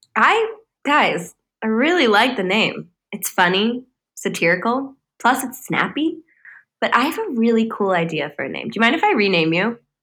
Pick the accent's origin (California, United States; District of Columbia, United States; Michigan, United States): California, United States; Los Angeles; I was born in Los Angeles, California.